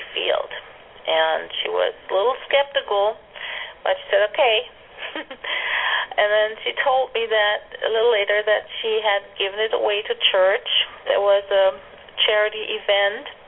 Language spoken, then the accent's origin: English; Germany; moved away; I grew up in Germany